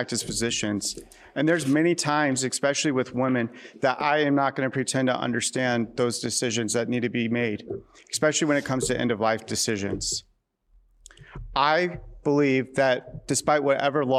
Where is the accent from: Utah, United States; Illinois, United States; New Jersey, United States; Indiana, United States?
Indiana, United States; Northern; I grew up in Northern Indiana. I'm a lifetime Hoosier